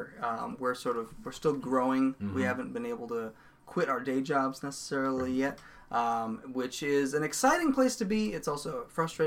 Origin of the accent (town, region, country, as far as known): Sioux Falls, South Dakota, United States